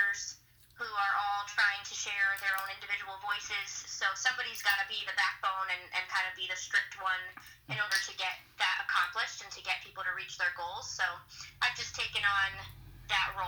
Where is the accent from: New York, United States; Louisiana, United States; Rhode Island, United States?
Rhode Island, United States; West Warwick; I was born and raised here in West Warwick, Rhode Island